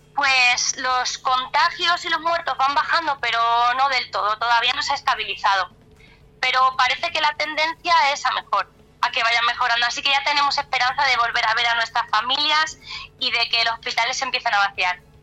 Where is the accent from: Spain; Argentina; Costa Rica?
Spain; Cáceres, Extremadura; now in Madrid, Spain; yo no soy de Madrid, soy de Cáceres, que es otra ciudad un poco más alejada, que está como a dos horas de aquí, pero llevo ya muchos años aquí en Madrid